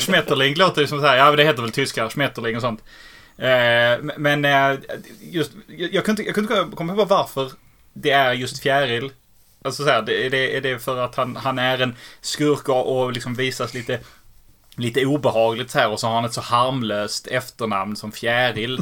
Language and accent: Swedish; Helsingborg, Skåne, Sweden; accent: Scanian; also born or lived in Lund; jag är född i Helsingborg